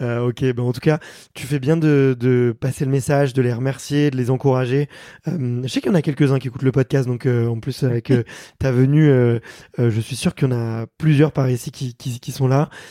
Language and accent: French; France; accent: French; quand je parle anglais, je garde mon accent français